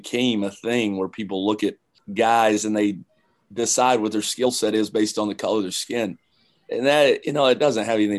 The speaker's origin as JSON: {"language": "English", "town": "London", "region": "Kentucky", "country": "United States", "tie": "born or raised there", "moved": "as an adult", "said": "I grew up in London, Kentucky"}